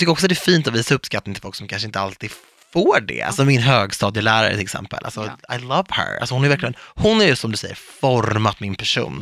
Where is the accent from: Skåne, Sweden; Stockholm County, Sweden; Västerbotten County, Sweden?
Stockholm County, Sweden; Viksjö; vi var liksom de enda invandrarna i Viksjö